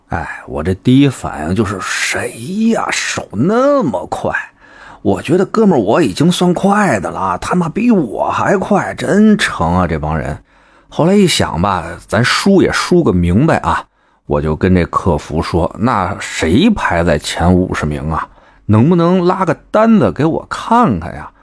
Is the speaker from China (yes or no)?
yes; Beijing, China; accent: Beijing; 我这有点北京口音吧